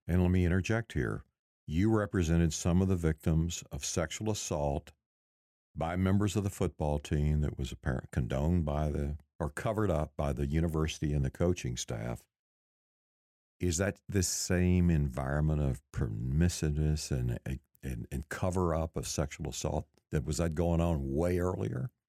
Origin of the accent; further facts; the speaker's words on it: Texas, United States; growing up in the Baptist Church in Texas